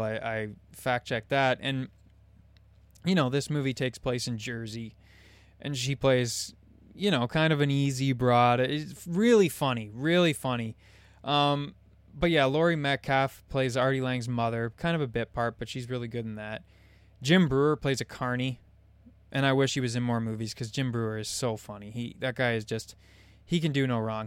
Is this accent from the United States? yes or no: no; Canada; I'm Canadian.